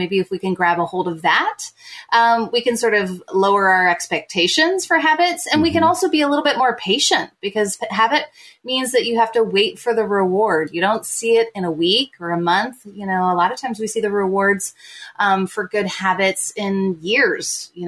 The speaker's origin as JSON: {"language": "English", "region": "Midwest", "country": "United States", "tie": "born or raised there", "also_born_or_lived": "Southern United States", "moved": "as an adult", "lives_now": "Toronto, Canada", "said": "I'm an American writer living in Toronto. We moved here in 2011 for my husband's work opportunity. We have 5 kids, and I've released now 4 books and graduated from Wheaton College, grew up kind of all around the Midwest and Southern United States"}